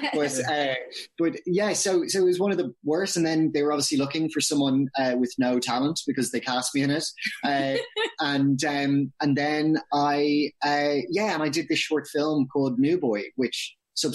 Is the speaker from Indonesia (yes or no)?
no; Dublin, Leinster, Ireland; moved away as an adult; also born or lived in London; I grew up in Dublin. Yeah, right in the city center, pretty much